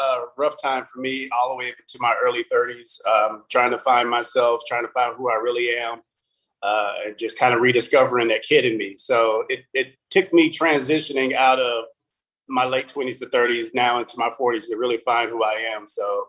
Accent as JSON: {"language": "English", "town": "Abilene", "region": "Texas", "country": "United States", "tie": "born or raised there", "also_born_or_lived": "Plano", "said": "Well, I'm actually from Abilene, Texas. I was born and raised here. I'm actually a former military brat. I was actually born on the Air Force Base out here."}